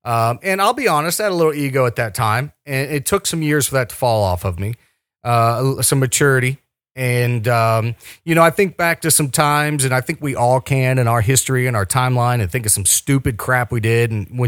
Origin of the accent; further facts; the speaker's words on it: Cincinnati, Ohio, United States; moved away as an adult; now in West Virginia, United States; it is my hometown